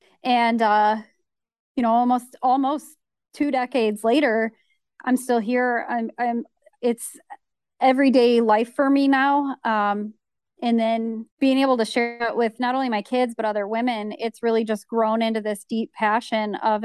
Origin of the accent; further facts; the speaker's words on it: Great Lakes, United States; So for me, I mean, I grew up on the Great Lakes, so I've been fishing for as long as I could hold a fishing pole in my hands.